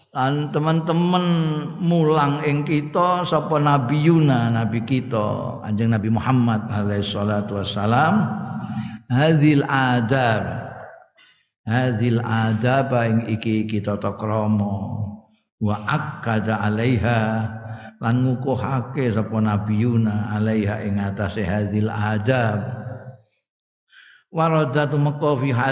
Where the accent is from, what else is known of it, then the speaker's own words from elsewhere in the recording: Java, Indonesia; afiat itu ya wilujeng nek cara aku aku wong Jawa ngertiku ya wilujeng iku.